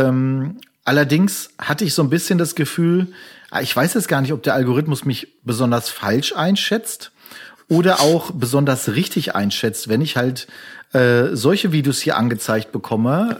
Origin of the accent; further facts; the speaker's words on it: Castrop-Rauxel, North Rhine-Westphalia, Germany; meiner Heimatstadt kassel rauxel